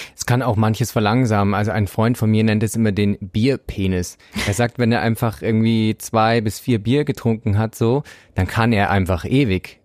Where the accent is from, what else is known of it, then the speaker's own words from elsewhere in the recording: Bavaria, Germany; Ich komme vom Land, ich kannte das nicht. Bei uns gab es halt, also ich komme aus Bayern